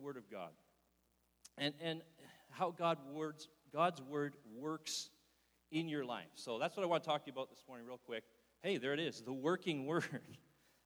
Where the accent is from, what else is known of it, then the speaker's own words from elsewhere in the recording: Wallaceburg, Ontario, Canada; also born or lived in North Bay, Ontario / Sudbury, Ontario; now in Barrie, Canada; I was originally born and raised in Wallaceburg, Ontario